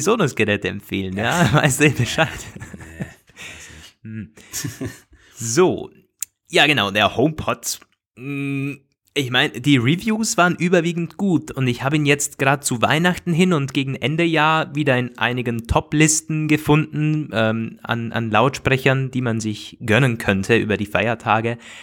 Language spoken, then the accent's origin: German; Austria; bei uns in Österreich